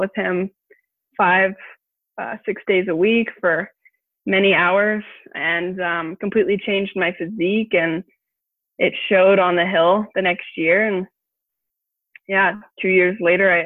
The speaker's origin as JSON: {"language": "English", "town": "Portland", "region": "Oregon", "country": "United States", "tie": "born or raised there", "said": "I'm from Portland, Oregon, born and raised. Loved growing up in the Northwest."}